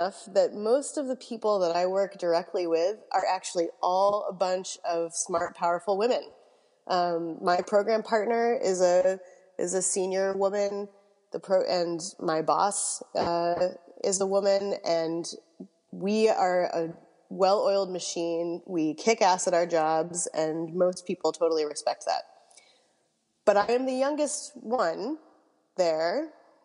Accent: Massachusetts near Cape Cod, United States; I grew up in Massachusetts near Cape Cod

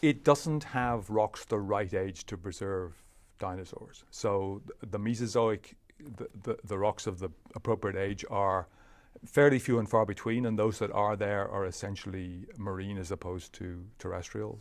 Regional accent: Leinster, Ireland; moved away as an adult; also born or lived in Cambridge; I was raised in Ireland

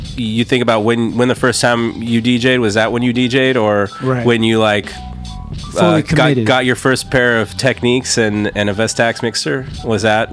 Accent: San Diego, California, United States; I'm from San Diego originally

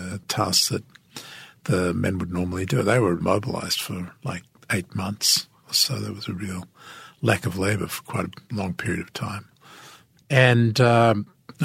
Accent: Australia; moved away as an adult; now in Washington, United States; what is an Australian doing telling us how to run our foreign policy? In fact, my accent turned out to be a great asset

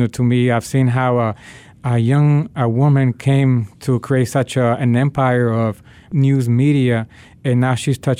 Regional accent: Nicaragua; now in Washington, D.C., United States; My family is from Nicaragua. My dad is from Honduras. And I was born in Nicaragua during the 80s, and we had the conflict, the civil war that was going on. And that's one of the reasons that my family decided to migrate to the United States.

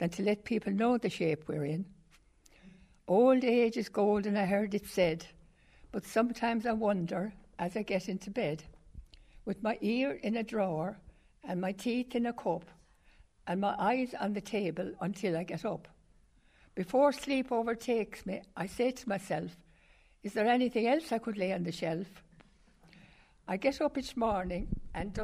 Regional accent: Drom, Tipperary, Ireland; I come from Drum, from the foot of the Devil's Bit.

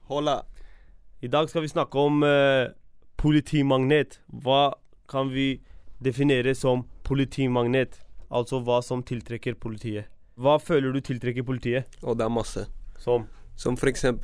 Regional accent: Halden, Østfold, Norway; Jeg kommer fra Halden.

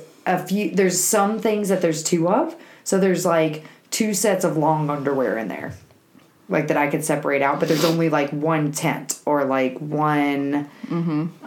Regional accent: Alabama, United States; I'm from Alabama.

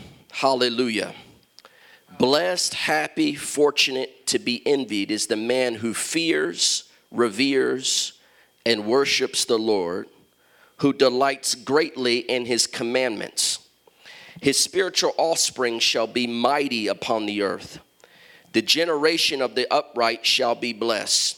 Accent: Columbus, Ohio, United States; moved away; also born or lived in Chicago, Illinois / Washington, D.C.; I'm from Columbus, Ohio, grew up in Columbus

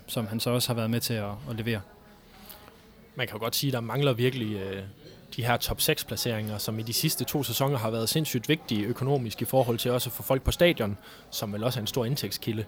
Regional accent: North Jutland, North Denmark Region, Denmark; jeg er nordjyde ind til benet

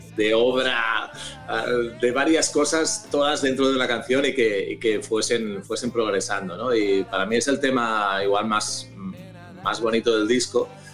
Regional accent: Barcelona, Catalonia, Spain; now in La Garriga, Spain; yo soy de Barcelona, he vivido siempre en Barcelona, menos una época muy breve de mi vida

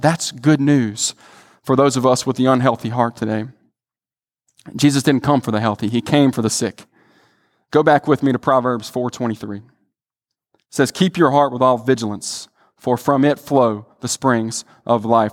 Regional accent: the Delta, Mississippi, United States; I'm from the Delta

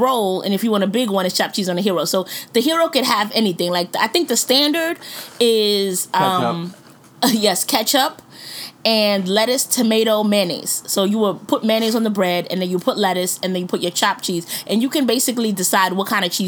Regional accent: New York City, New York, United States; also born or lived in Upper Manhattan; I'm from Brooklyn

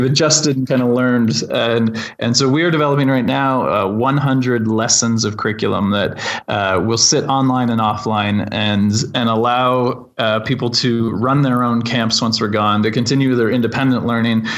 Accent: Lindsay, Ontario, Canada; moved away as an adult; also born or lived in Iqaluit, Nunavut; I grew up in Lindsay, Ontario, uh, and then in 2005, uh, moved to Iqaluit, Nunavut

